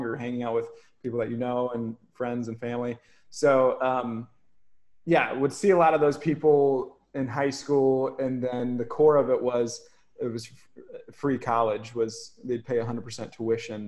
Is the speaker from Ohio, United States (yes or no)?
yes; Ohio, United States; now in Hawaii, United States; growing up in Ohio is like a pretty small, small farm town